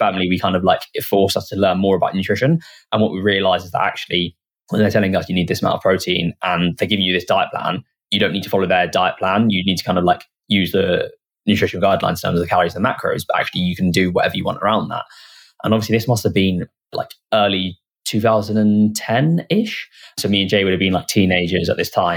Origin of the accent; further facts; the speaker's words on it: Hitchin, East of England, United Kingdom; we're from Hitchin where the business is based now, and it's a small town.